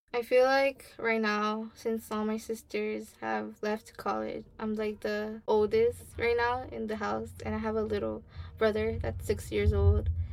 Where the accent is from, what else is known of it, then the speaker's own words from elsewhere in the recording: Los Angeles, California, United States; i grew up in Ramona Gardens